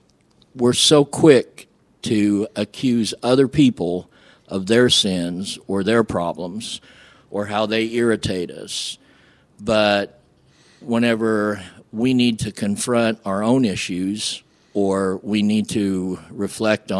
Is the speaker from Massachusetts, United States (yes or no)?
no; Flora, Illinois, United States; also born or lived in Seoul, South Korea / Greenville, Illinois; We moved from Greenville to Clay County, and I grew up in Flora, Illinois.